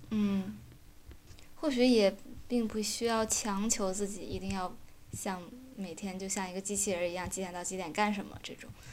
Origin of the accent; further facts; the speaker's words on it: China; moved away as an adult; now in Switzerland; 我们作为中国人